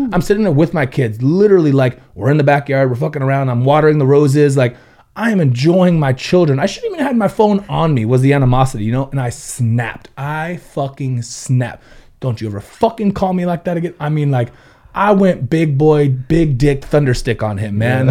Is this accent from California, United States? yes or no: yes; Ventura, California, United States; born and raised in Ventura